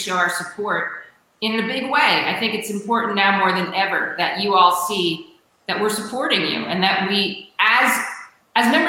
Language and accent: English; Glen Cove, New York, United States; I went to Glen Cove myself.